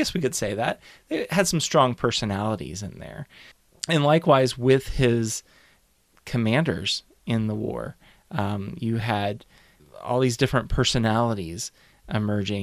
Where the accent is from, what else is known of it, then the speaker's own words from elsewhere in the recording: Kentucky, United States; me growing up in Kentucky, we were always taught you live in a state that was neutral